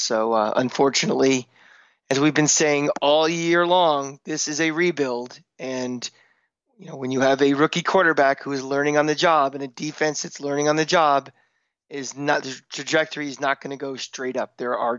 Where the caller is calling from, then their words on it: Tampa, Florida, United States; I'm coming from Tampa, Florida, where my Tampa Bay Rays have just survived elimination, so I apologize if my voice sounds shot.